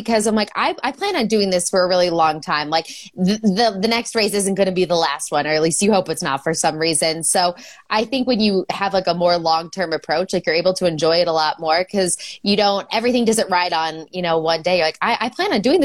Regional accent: Chicago, Illinois, United States; I'm also from Chicago

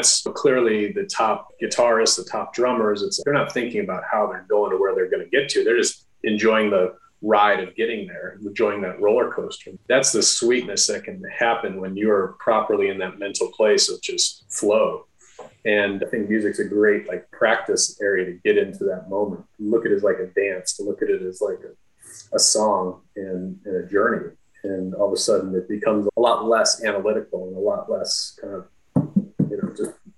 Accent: the Midwest, near Chicago, Illinois, United States; I grew up in the Midwest and near Chicago

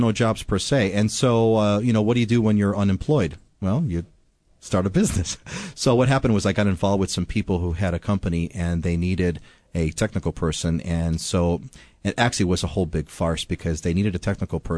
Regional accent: Chicago, Illinois, United States; moved away as an adult; now in Hawaii, United States; I'm originally from Chicago

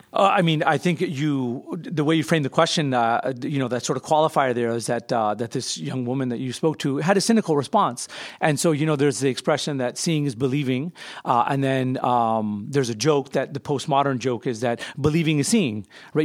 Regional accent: United States; I'm an American Muslim. I've lived here almost my entire life

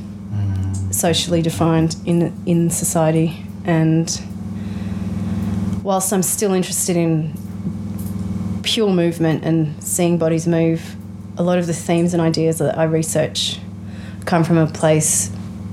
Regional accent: Australia; growing up in Australia

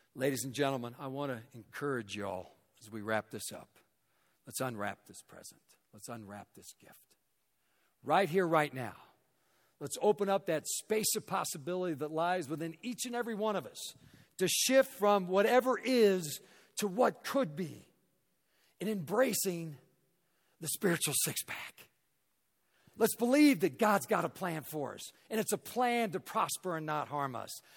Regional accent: Raytown, Missouri, United States; now in Denver, United States; I grew up in Raytown, Missouri, a suburb of Kansas City

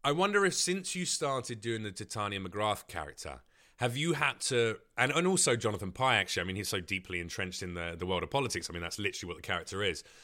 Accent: London, United Kingdom; growing up in East London

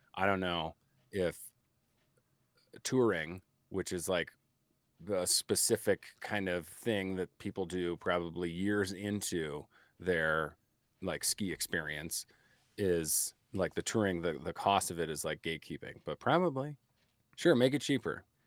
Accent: Chicago, Illinois, United States; I'm Irish from Chicago

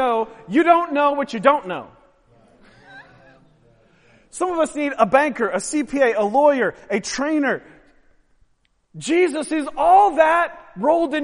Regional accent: Pacific Northwest, United States; now in Baltimore, United States; born and raised in the Pacific Northwest

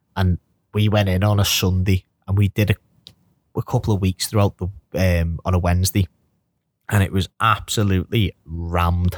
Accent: Birkenhead, North West England, United Kingdom; I'm from Birkenhead

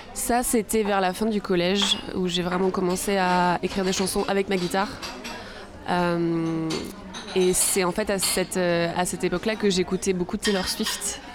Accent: Arcachon Bay, Nouvelle-Aquitaine, France; J'ai grandi euh, sur le bassin

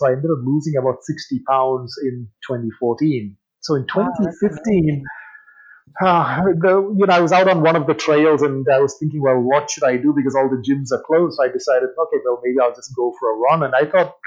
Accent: England, United Kingdom; moved away; also born or lived in India; I grew up in England

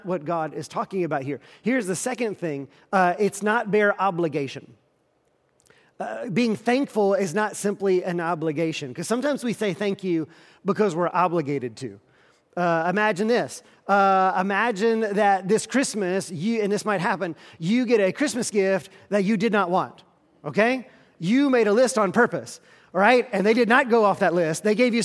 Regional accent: the South, United States; I grew up in the South, we are a polite people

